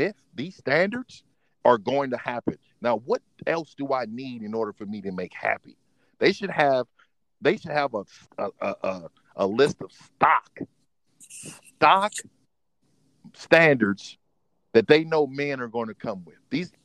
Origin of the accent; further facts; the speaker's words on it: Oakland, California, United States; also born or lived in San Francisco, California / San Jose, California / Sacramento, California; I'm from California, man. I was born and raised in San Francisco, California. Lived there, moved to Oakland, raised in Oakland.